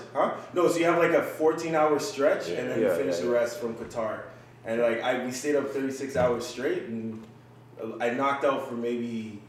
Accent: Jamaica; I'm a Jamaican, man.

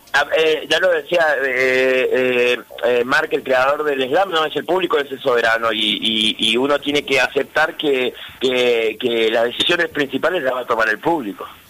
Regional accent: Misiones, Argentina; also born or lived in Río Cuarto, Córdoba; Yo nací en, Río Cuarto, Córdoba, vine muy chico a vivir a Misiones

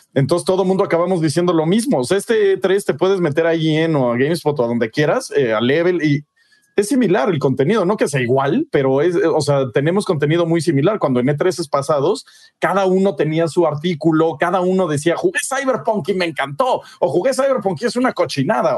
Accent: Mexico; como mexicano

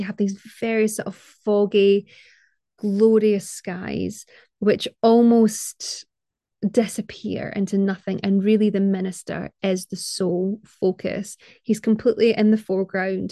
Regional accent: Scotland, United Kingdom; as a Scottish person

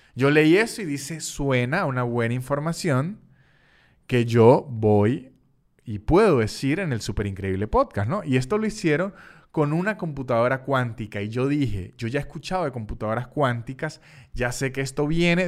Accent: Venezuela; en Venezuela teníamos la vieja costumbre

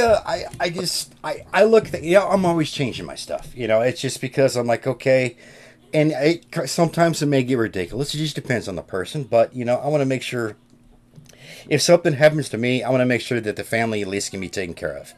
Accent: Kansas, United States; I grew up in Kansas and, you know, in the Midwest.

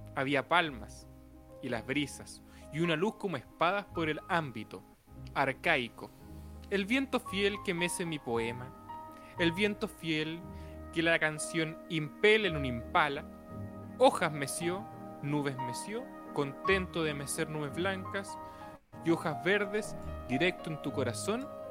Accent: Antofagasta, Chile; yo nací en Antofagasta. Y ahí se crió un Géminis.

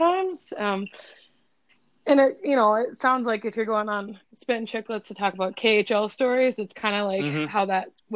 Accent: Minnesota, United States; also born or lived in Eden Prairie, Minnesota; I'm from Minnesota, so if you don't play hockey, you're kind of an outcast. So kind of growing up, I had a younger brother

